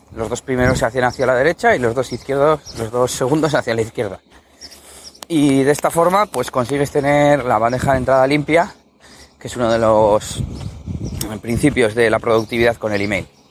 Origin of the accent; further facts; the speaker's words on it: Spain; usamos inglés de Cuenca, aquí en España